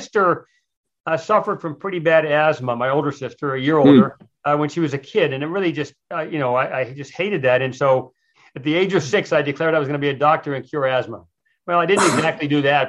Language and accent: English; Miami, Florida, United States; I grew up in Miami, Florida, when Miami was a little bit of a different town than it is now